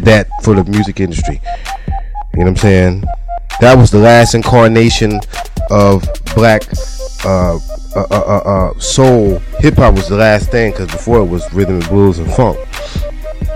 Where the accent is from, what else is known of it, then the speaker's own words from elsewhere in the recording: New York City, New York, United States; also born or lived in New Jersey; I'm from New York, and I was raised in New York and New Jersey.